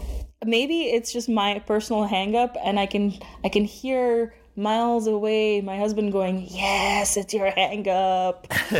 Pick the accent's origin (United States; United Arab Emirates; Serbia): United Arab Emirates; Dubai; moved away as an adult; now in Canada; I was born and brought up in Dubai, and then I immigrated to Canada when I was about 25.